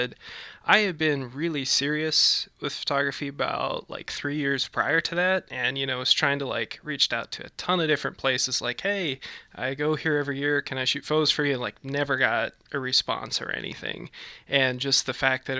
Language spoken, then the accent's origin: English; Manitowoc, Wisconsin, United States; my hometown of Manitowoc, Wisconsin